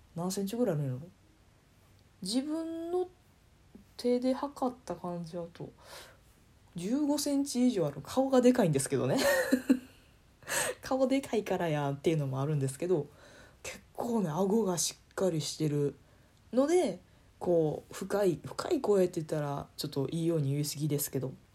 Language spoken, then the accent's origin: Japanese; Kansai, Japan; accent: Kansai dialect; 方言というか関西弁混じりで喋ってる